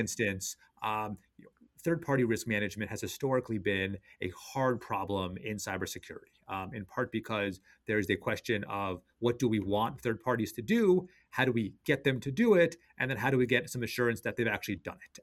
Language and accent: English; Washington, District of Columbia, United States; my hometown Wizards